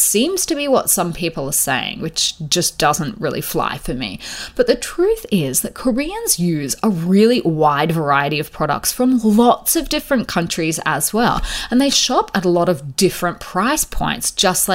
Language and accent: English; Australia; where I grew up in Australia